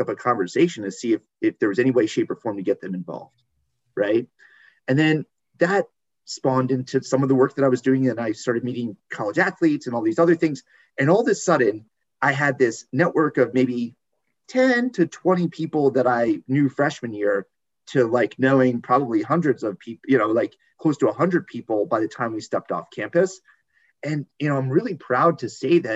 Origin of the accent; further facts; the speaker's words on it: New Jersey, United States; moved away as an adult; also born or lived in West Virginia; now in Baltimore, United States; I'm originally from New Jersey